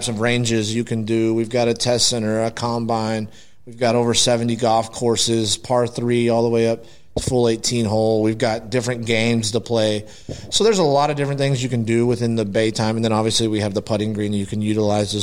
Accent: Aledo, Texas, United States; I grew up in Aledo and then left for a long time. And then now I'm back

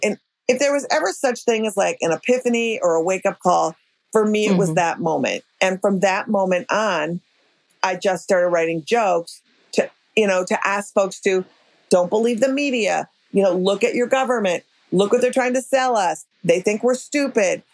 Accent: Minnesota, United States; moved away as an adult; also born or lived in New York; I'm from Minnesota

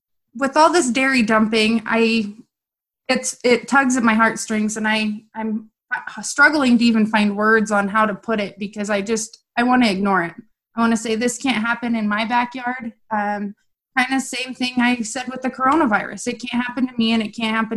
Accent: Southern Idaho, United States; I grew up with them in Southern Idaho

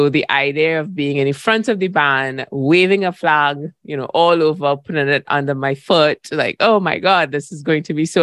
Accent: Trinidad & Tobago; moved away; also born or lived in Barbados; I'm from Trinidad and Tobago, which we call ourselves the mother of carnival

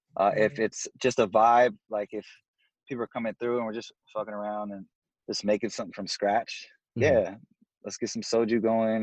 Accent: Seattle, Washington, United States; Because I'm from the West Coast, I can hear the West Coast influence.

